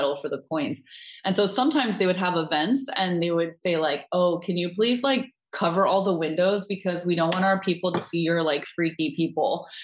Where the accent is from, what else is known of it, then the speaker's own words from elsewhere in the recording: United States; now in Netherlands; I'm American, so I also grew up with that kind of very conservative mentality around it.